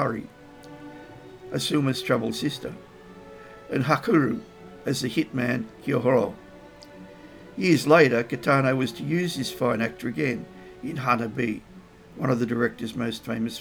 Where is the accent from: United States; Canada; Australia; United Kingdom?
Australia; As an Australian